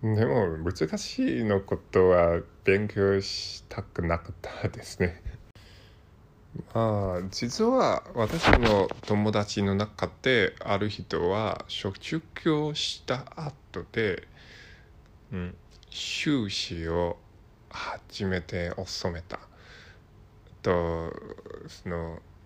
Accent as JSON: {"language": "Japanese", "country": "Hong Kong", "tie": "born or raised there", "second_language": "Japanese", "said": "私の出身は香港です。香港人です。"}